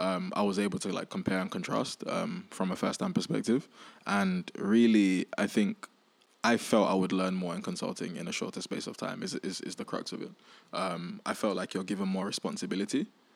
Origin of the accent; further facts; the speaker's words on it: Nigeria; And then I was like, look, I'm Nigerian. Like, there's a lot happening in Nigeria at the moment.